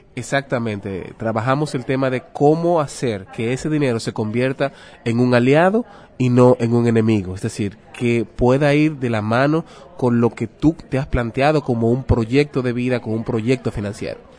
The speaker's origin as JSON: {"language": "Spanish", "country": "Dominican Republic", "said": "soy de República Dominicana."}